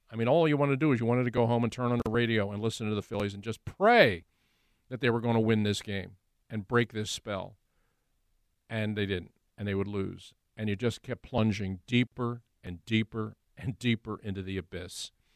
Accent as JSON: {"language": "English", "town": "Philadelphia", "region": "Pennsylvania", "country": "United States", "tie": "born or raised there", "also_born_or_lived": "Delaware County", "said": "to do it in my hometown, to do it where I grew up"}